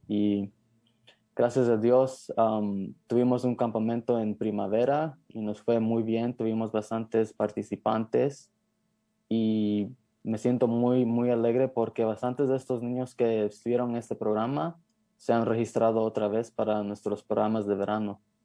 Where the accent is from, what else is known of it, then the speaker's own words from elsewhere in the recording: Marin County, California, United States; creciendo en Marín